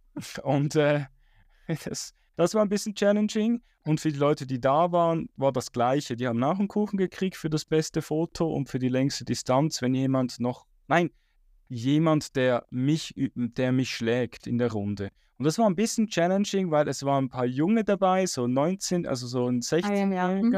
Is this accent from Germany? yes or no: no; Switzerland; bei uns in der Schweiz